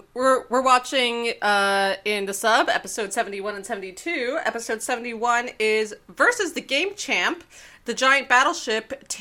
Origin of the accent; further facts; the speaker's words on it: Canada; I'm Canadian.